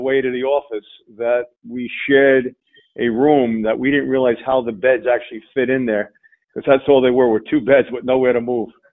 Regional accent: Long Island, New York, United States; I grew up on uh, Long Island uh, with a with a single mom

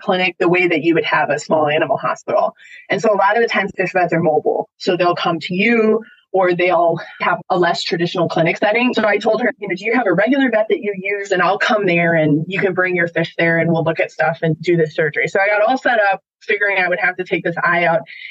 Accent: Wisconsin, United States; now in Washington, United States; I grew up in Wisconsin

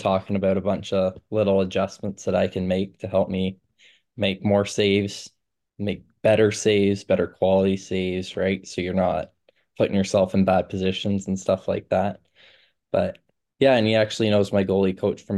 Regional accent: Milton, Ontario, Canada; moved away; growing up in Milton

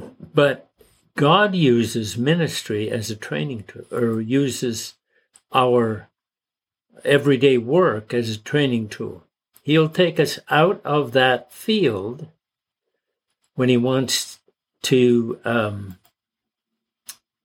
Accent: Canada; I was born in Canada, so I'm a Canadian

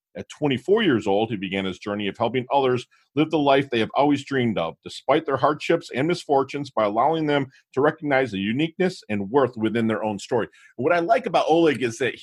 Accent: Michigan, United States; I'm from Michigan, the Mitten, affectionately called

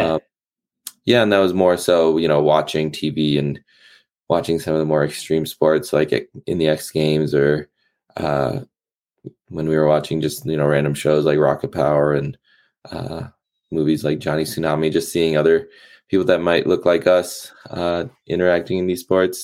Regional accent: East Coast, United States; growing up on the East Coast, it was uh, very seasonal from winter, spring, summer, fall

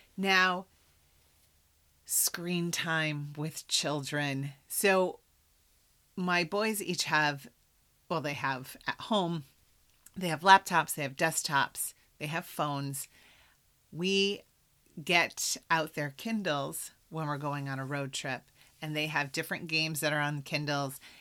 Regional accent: Iowa, United States; moved away; I'm from Iowa

